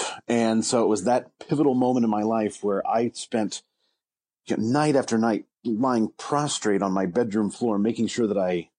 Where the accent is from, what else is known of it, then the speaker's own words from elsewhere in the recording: Ligonier, Indiana, United States; now in Wabash, United States; the Ligonier United Methodist Church in what I consider my hometown